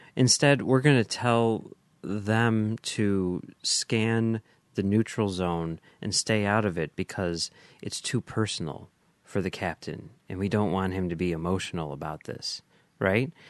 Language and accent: English; Chicago, Illinois, United States; as a Chicagoan